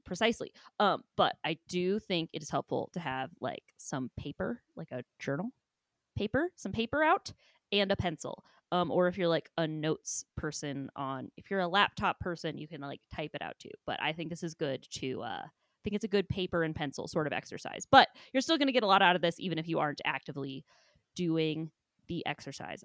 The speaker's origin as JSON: {"language": "English", "region": "Ohio", "country": "United States", "tie": "born or raised there", "said": "born and raised in Ohio"}